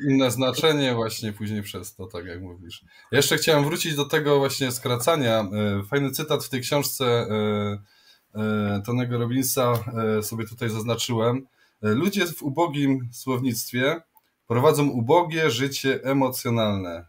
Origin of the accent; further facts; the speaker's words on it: Silesian Voivodeship, Poland; accent: Silesian; mówiliśmy do siebie jak najwięcej po śląsku